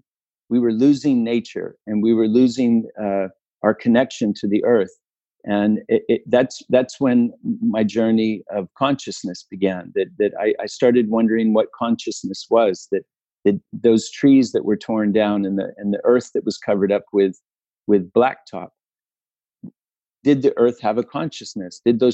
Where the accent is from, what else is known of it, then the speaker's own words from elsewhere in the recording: Utah, United States; also born or lived in California; when I was born in California, we were surrounded by cherry trees and watermelons and cantaloupes and tomato fields. And when we moved to Utah, it was a lot of fruit trees, apricots and apples and pears.